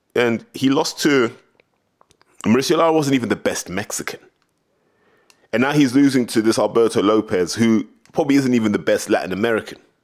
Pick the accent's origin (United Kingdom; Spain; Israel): United Kingdom